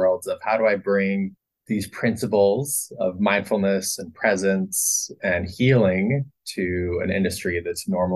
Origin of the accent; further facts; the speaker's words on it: Salt Lake City, Utah, United States; I grew up in Salt Lake City and kind of did the Utah Mormon thing